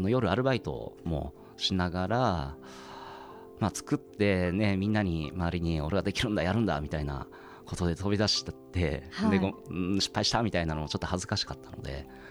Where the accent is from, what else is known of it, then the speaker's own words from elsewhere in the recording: Hiroshima, Japan; moved away as an adult; now in Tokyo, Japan; 私も東京の生まれではなくて広島で生まれて東京に来て